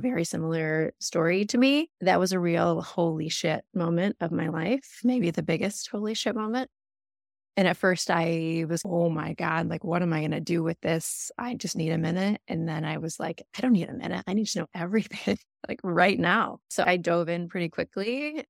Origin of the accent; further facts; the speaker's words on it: Michigan, United States; I was raised by my aunt and uncle who became my parents, but I was raised outside of Ann Arbor